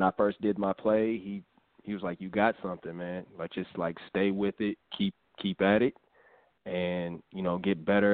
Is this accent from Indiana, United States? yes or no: yes; Indianapolis, Indiana, United States; moved away as an adult; also born or lived in Akron, Ohio; now in Atlanta, United States; I grew up in Indianapolis, Indiana